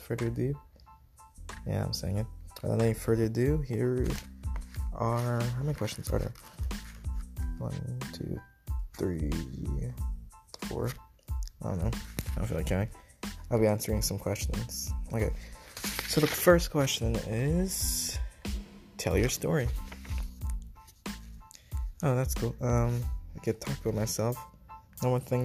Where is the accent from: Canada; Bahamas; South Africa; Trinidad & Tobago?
Bahamas; moved away; I am from the Bahamas. I came here, what is it, September 2019, after Hurricane Dorian